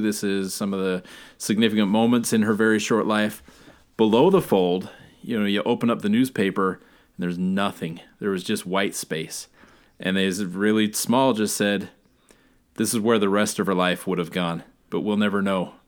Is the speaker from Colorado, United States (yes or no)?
no; Alaska, United States; I'm from Alaska